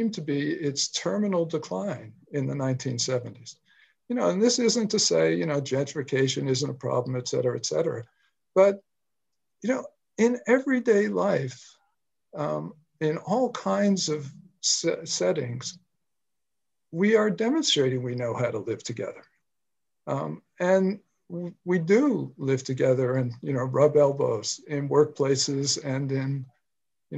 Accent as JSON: {"language": "English", "town": "New York City", "region": "New York", "country": "United States", "tie": "born or raised there", "also_born_or_lived": "Washington, District of Columbia, United States", "moved": "as an adult", "said": "I grew up in New York City and went to college"}